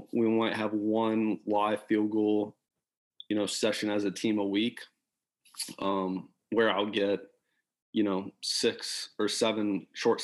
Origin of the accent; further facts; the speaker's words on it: Columbus, Ohio, United States; moved away as an adult; also born or lived in Michigan; I grew up in Columbus